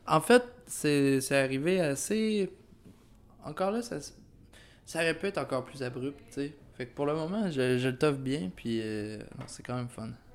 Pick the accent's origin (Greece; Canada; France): Canada; Quebec